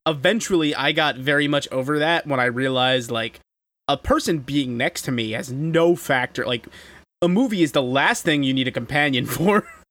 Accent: New York, United States; as a New Yorker

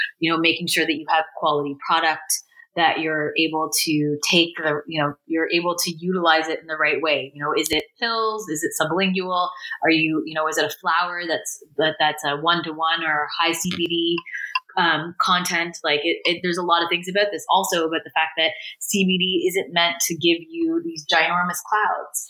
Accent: Canada; As a Canadian

